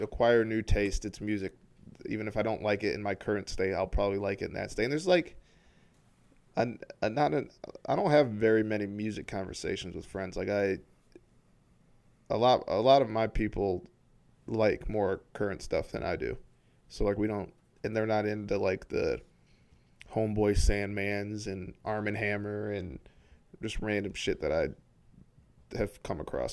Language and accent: English; Ypsilanti, Michigan, United States; also born or lived in Flint, Michigan; I lived there from the age of seven to fourteen.